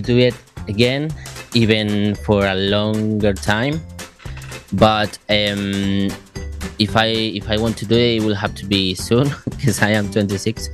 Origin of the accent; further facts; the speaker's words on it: Madrid, Community of Madrid, Spain; English is a second language; moved away as an adult; now in Cosenza, Italy; I come from I come from Madrid, which is uh, well, it's the biggest city in, in Spain